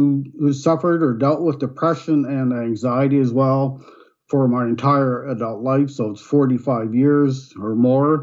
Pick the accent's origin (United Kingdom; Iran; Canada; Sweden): Canada; Nova Scotia; moved away as an adult; now in Ontario, Canada; I was born and raised in Nova Scotia, which is eastern province of Canada